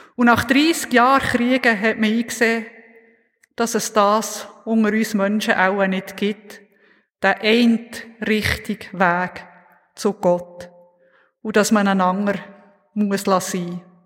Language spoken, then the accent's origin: German; Oppligen, Bern, Switzerland; Oppigen, wo ich aufgewachsen bin, dort fährt kein Zug